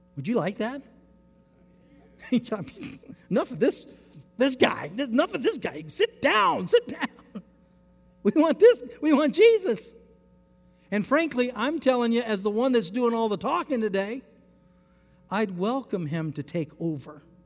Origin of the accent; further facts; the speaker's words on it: United States; as American Christians.